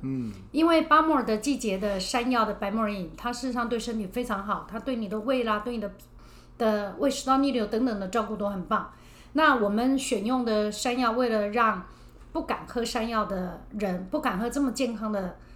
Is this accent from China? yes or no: no; Chiayi, Taiwan; 因为我是南部人，我是嘉义人